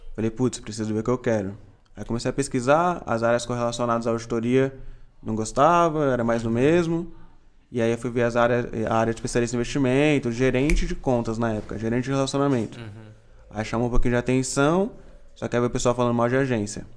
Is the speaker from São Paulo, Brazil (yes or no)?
yes; Itapevi, São Paulo, Brazil; E eu sou aqui de São Paulo mesmo, de Itapevi, ali um pouquinho longe do uhum. centro.